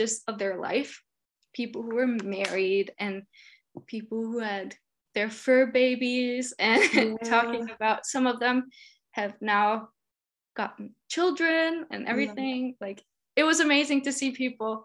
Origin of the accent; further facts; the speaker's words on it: Denmark; I'm from Denmark.